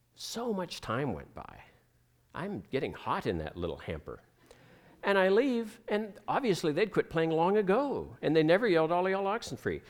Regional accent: United States; moved away; also born or lived in Ohio / Pennsylvania; I grew up in Ohio, in Pennsylvania

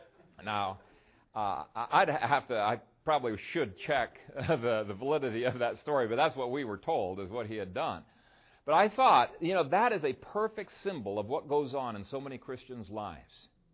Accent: Ethiopia; I grew up in Ethiopia, and we had to study a little bit of the history of Ethiopia.

